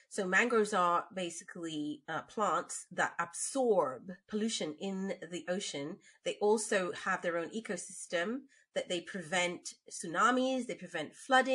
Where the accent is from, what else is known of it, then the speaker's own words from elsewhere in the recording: Bagotville, Essequibo Islands-West Demerara, Guyana; So I lived in Bagotville. We're from the West Bank, Demerara, where the sugar comes from.